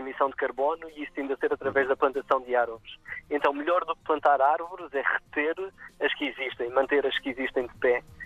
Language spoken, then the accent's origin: Portuguese; Madeira, Portugal; Cresci na Madeira, queria trabalhar cá com as espécies da região